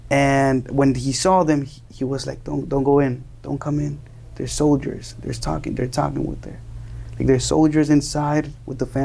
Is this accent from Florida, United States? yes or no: yes; Miami, Florida, United States; also born or lived in Colombia / New Jersey / New York; Okay, so I was born in Miami. Two two weeks later, I went back to Colombia with my mother and father somehow, and and I lived there until I was four years old.